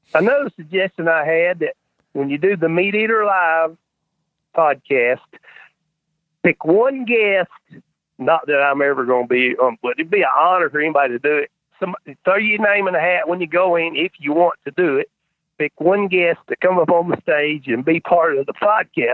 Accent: North Carolina, United States; I'm North Carolina

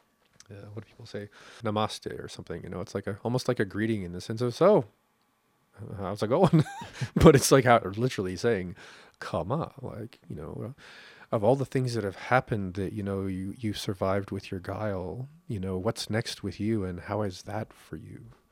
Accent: Canada; That's the karma of being Canadian.

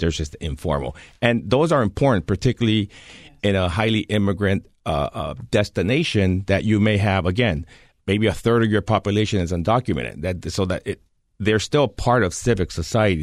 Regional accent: California, United States; moved away; my home state of California

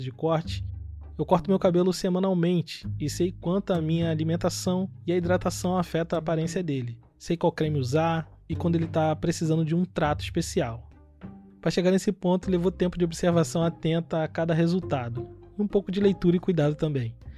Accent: Nova Iguaçu, Rio de Janeiro, Brazil; now in Joinville, Brazil; lá em Austin, Nova Iguaçu, que é o bairro onde eu cresci

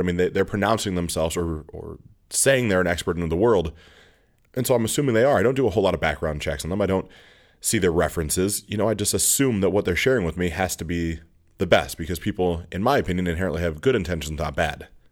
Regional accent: outside of East Aurora, New York, United States; I grew up outside of East Row, New York

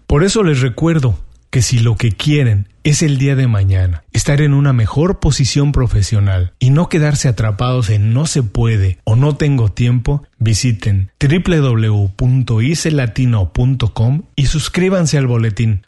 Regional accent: Mexico; moved away as an adult; now in Miami, United States; soy mexicano y tengo 12 años viviendo en Miami. En México trabajaba

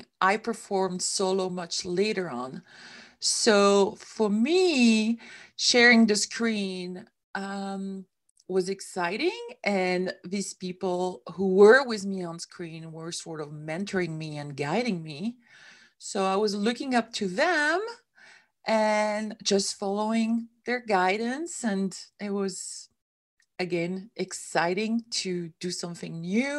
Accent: Switzerland; moved away as an adult; now in United States; I came from Switzerland, which is where I come from

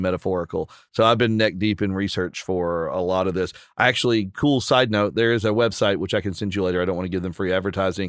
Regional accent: Appalachia, Virginia coal fields, United States; both being Appalachian from kind of the Virginia coal fields and that the heart of that part of uh, Appalachia

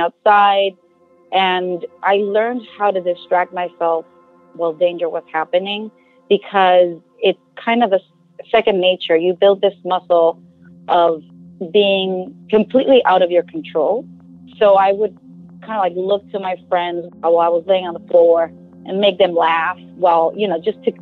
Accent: Culiacán, Sinaloa, Mexico; moved away as an adult; also born or lived in Mexico City; I grew up in Culiacán, Sinaloa, Mexico

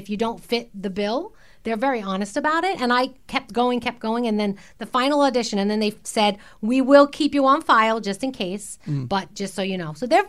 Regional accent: New York City, New York, United States; accent: Bronx; My Bronx accent is what got me my job

